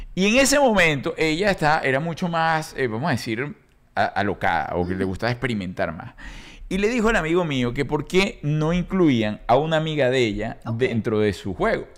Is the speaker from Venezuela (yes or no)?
yes; Venezuela; Somos nosotros los venezolanos